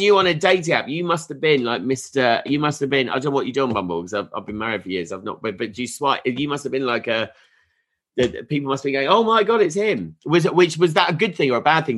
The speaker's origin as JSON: {"language": "English", "area": "Sussex", "region": "South East England", "country": "United Kingdom", "moved": "yes", "lives_now": "Leeds, United Kingdom", "said": "I'm from Sussex, uh, so I haven't really got an ah. accent."}